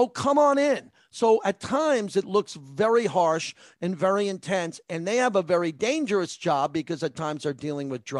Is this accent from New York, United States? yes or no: yes; North Massapequa, New York, United States; I'm from North Massapequa, and I lived on North Utica Avenue.